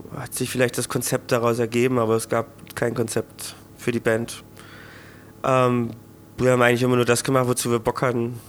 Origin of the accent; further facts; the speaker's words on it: Thuringia, Germany; ich als Thüringer